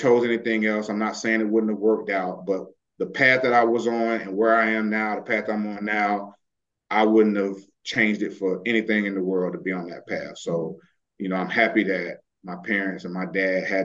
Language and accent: English; Tallahassee, Florida, United States; I grew up in Tallahassee